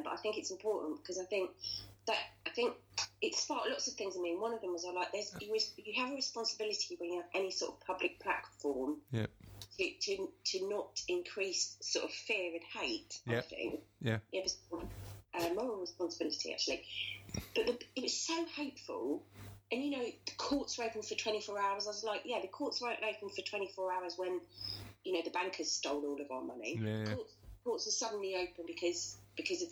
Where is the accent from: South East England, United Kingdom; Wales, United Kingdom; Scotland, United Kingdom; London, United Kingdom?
London, United Kingdom; We're from Deptford, lovely Deptford in southeast London